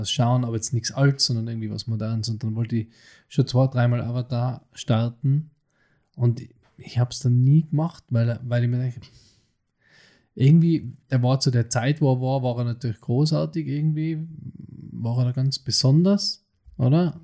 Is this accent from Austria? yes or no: yes; Innsbruck, Tyrol, Austria; bei uns in Innsbruck